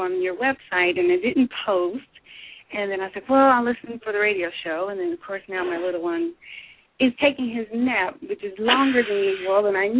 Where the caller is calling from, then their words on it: Denver, Colorado, United States; I'm calling from Denver.